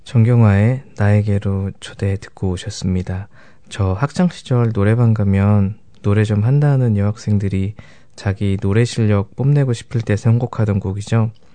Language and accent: Korean; South Korea; moved away as an adult; also born or lived in Canada; now in New Zealand; 한국에서 이민 온